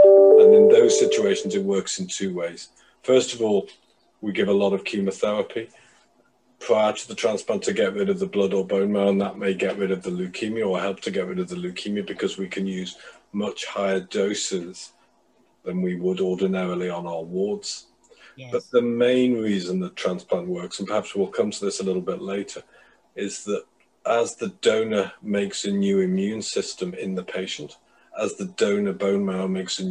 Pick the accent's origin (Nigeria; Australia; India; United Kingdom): United Kingdom; Liverpool, North West England; moved away as an adult; also born or lived in Cambridge / London; now in Manchester, United Kingdom; I was brought up in Liverpool.